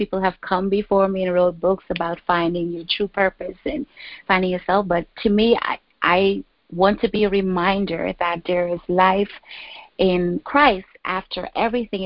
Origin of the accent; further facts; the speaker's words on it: Guyana; moved away as an adult; now in New York City, United States; born and raised in Guyana, South America, but I've been in the United States since I was 18